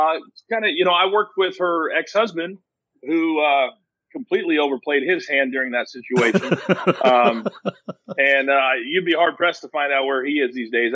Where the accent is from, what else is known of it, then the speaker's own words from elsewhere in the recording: Kansas, United States; I'm a huge Royals fan, born and raised in Kansas.